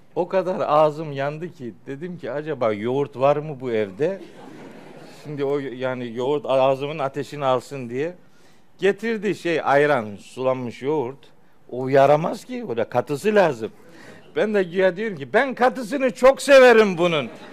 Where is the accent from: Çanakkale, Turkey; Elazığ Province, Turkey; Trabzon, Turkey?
Trabzon, Turkey; Çaykara; moved away; Ofluyuz. Elhamdülillah. Çaykaralıyız.